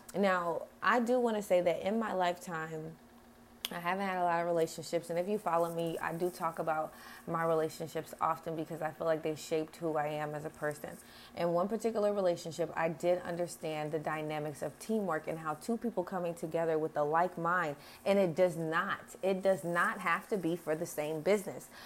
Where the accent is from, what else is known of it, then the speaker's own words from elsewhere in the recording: United States; I am American